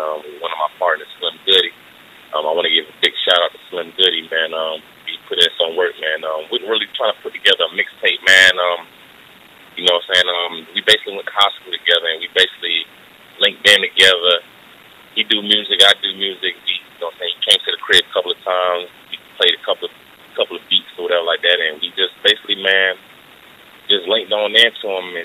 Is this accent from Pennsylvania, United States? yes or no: no; Columbia, South Carolina, United States; also born or lived in Newark, New Jersey; I've been in Columbia since I've been two, man. Like, this is home for me.